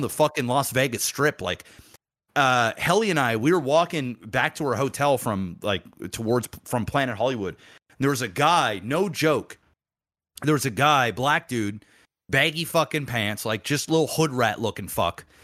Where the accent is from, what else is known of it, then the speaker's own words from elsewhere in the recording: Nova Scotia, Canada; I'm fucking from Nova Scotia